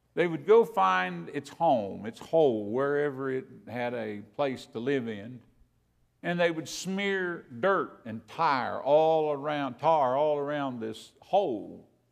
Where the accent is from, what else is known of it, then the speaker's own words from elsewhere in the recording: Kentucky, United States; I'm from Kentucky